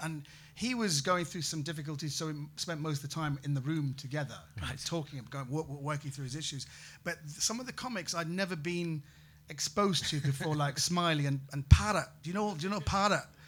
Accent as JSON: {"language": "English", "country": "United Kingdom", "also_born_or_lived": "Bratislava, Slovakia", "said": "as British people, we hate to haggle"}